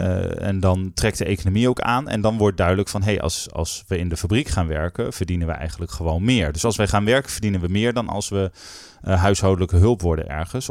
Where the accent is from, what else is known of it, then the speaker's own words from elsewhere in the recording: North Groningen, Netherlands; ik ben opgegroeid in Noord-Groningen